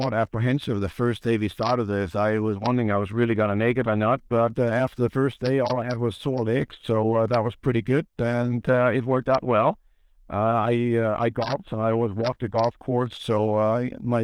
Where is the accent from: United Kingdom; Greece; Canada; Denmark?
Denmark; now in Vermont, United States; I'm actually from Denmark originally, the original flatland